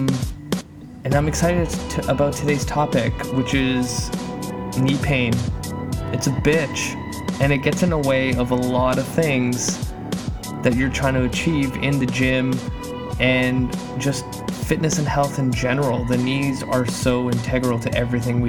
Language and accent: English; Canada; moved away; my home country, Canada